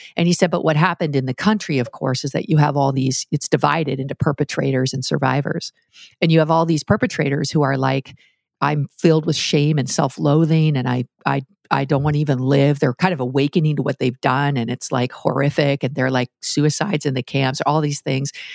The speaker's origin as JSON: {"language": "English", "country": "Canada", "said": "I'm Canadian"}